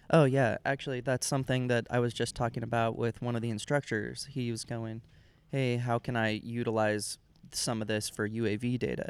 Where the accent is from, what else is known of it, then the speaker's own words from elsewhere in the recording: Sacramento, California, United States; I am from California